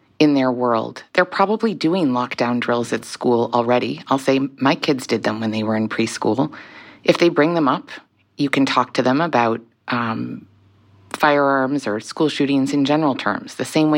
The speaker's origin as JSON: {"language": "English", "region": "Rhode Island", "country": "United States", "tie": "born or raised there", "said": "my home state of Rhode Island"}